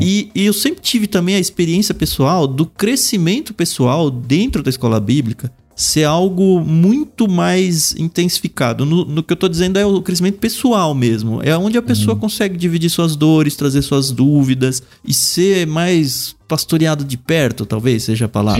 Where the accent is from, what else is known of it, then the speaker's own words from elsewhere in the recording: Jundiaí, São Paulo, Brazil; Eu cresci em Jundiaí